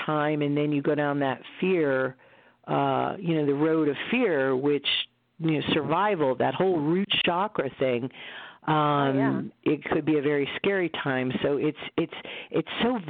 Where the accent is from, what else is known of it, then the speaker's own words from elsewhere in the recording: United States; also born or lived in Connecticut; I, as an American